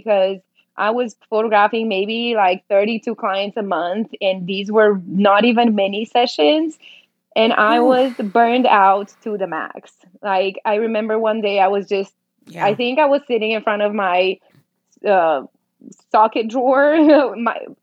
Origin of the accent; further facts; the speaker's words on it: Romania; moved away as an adult; now in Dallas, United States; I was born in Romania, in Eastern Europe. I moved here about 8 years ago.